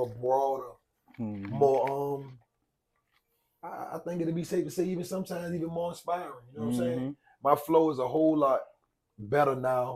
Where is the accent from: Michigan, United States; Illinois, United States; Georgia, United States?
Georgia, United States; Savannah; I grew up in Hitch Village